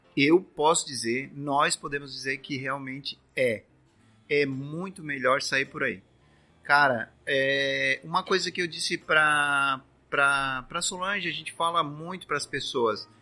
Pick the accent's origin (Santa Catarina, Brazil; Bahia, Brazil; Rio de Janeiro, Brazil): Santa Catarina, Brazil; Criciúma; Nós somos de Criciúma, Santa Catarina, aqui mesmo